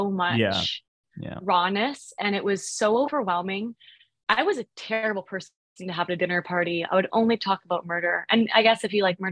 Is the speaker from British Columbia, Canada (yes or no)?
yes; Vancouver, British Columbia, Canada; I'm from Canada, from Vancouver